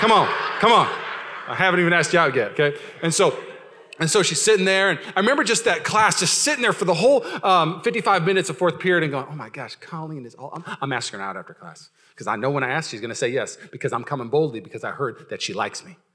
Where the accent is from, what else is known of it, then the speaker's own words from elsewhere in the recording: Washington, United States; I grew up in Washington